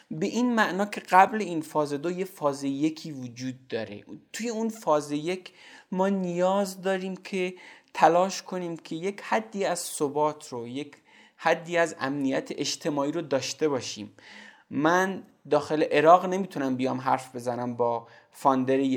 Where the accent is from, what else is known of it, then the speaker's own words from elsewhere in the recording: Zabol, Sistan and Baluchestan, Iran; born there; من توی زابل به دنیا اومدم